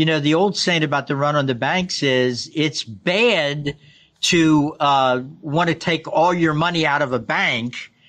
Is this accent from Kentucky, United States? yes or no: yes; Kentucky, United States; I grew up in Kentucky